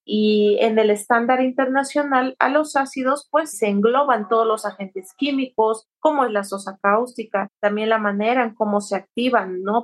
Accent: Santo Domingo Tonalá, Oaxaca, Mexico; yo soy del estado de Oaxaca, justamente de un pueblo muy, chiquito que se llama Santo Domingo Tonalá

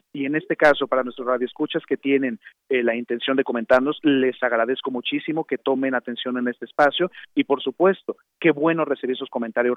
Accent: Mexico

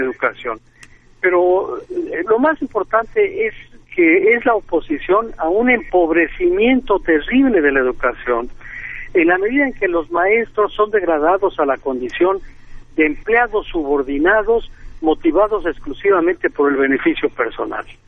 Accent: Mexico

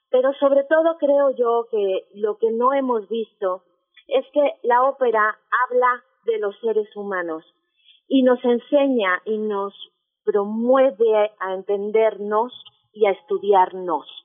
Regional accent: Mexico; yo partí de una idea que era eh, cómo nos ven a los mexicanos, qué somos realmente los mexicanos.

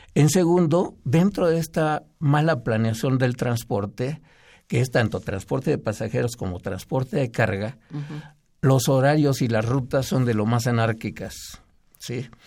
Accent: Mexico City, Mexico; yo nací en, en el Distrito Federal

